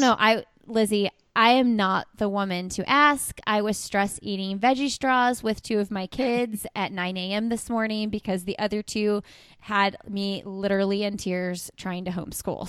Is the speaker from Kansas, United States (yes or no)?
no; Indiana, United States; because I'm from Indiana